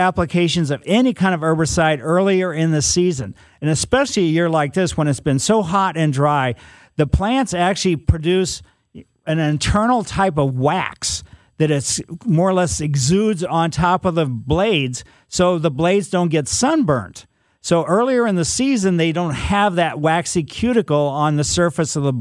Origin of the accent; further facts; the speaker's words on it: Ellisville, United States; Growing up in Ellisville, there was all kinds of black raspberries all over the place